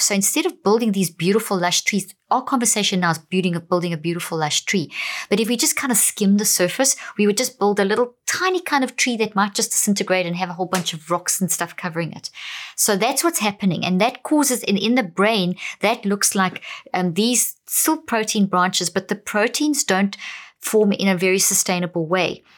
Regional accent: South Africa; also born or lived in Zimbabwe; I come from Zimbabwe, born there, but I grew up in South Africa.

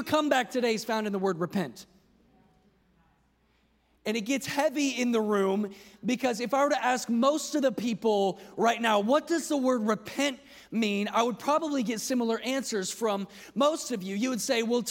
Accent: Effingham, Illinois, United States; I grew up in a small town called Effingham, Illinois.

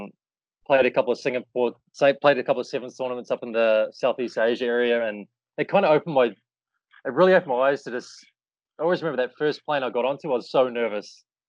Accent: New Zealand; growing up in New Zealand playing rugby.

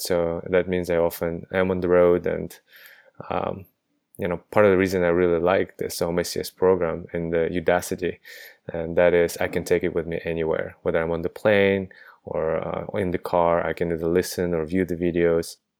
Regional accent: Kazakhstan; also born or lived in United States; now in London, United Kingdom; I am a native of Kazakhstan, but I haven't been there in, let's see, over fifteen years

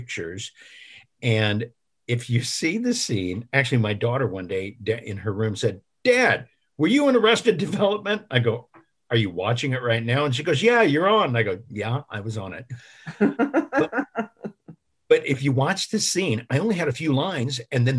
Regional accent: Illinois, United States; now in Los Angeles, United States; my hometown

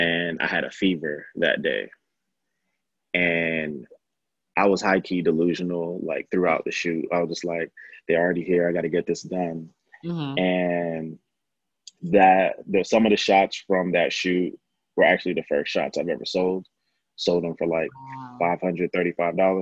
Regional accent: New York, United States; I grew up in the 90s and I'm from New York. So like Basquiat and Keith Haring kind of are the background for my childhood

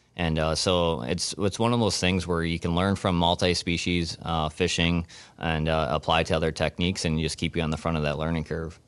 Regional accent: Beaver Dam, Wisconsin, United States; I'm from Beaver Dam, Wisconsin

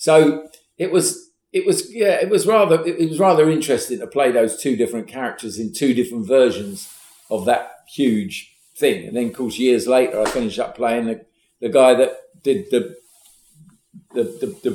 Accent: England, United Kingdom; I'm from the South

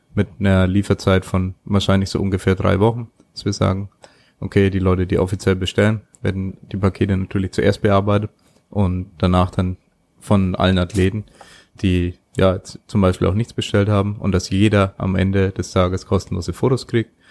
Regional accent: Germany; bei uns in Deutschland

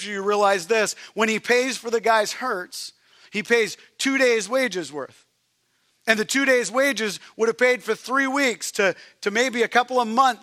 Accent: Canada; moved away; I'm Canadian

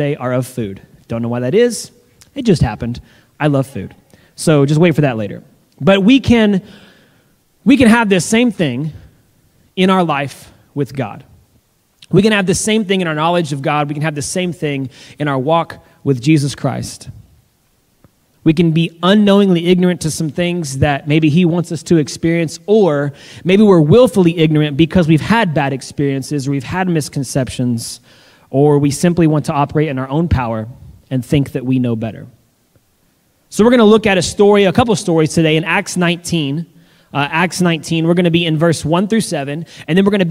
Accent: the South, United States; I'm from the South and even though we had pecan pie at every single family gathering

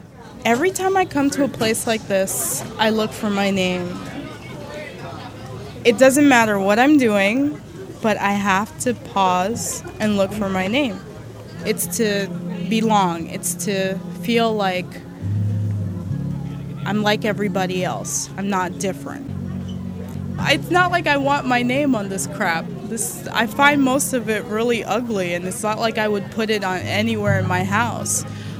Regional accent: Jersey City, New Jersey, United States; born there; I was born in Jersey City, New Jersey. My parents are from the Dominican Republic

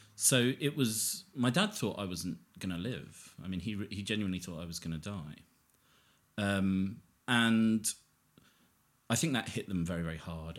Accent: Harpenden, East of England, United Kingdom; I'm pretty much a local boy to where we are now, which is kind of Harpenden

